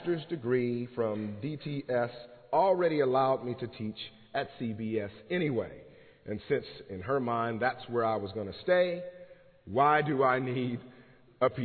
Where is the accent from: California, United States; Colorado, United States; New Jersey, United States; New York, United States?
California, United States; Los Angeles; moved away as an adult; now in Pennsylvania, United States; the faith experiences of myself growing up in Los Angeles, California